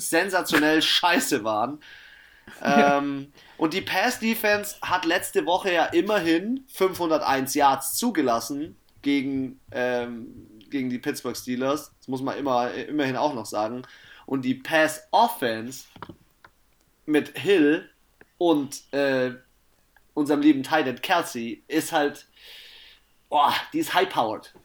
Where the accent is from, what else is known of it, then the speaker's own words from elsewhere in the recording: Germany; bei uns in Deutschland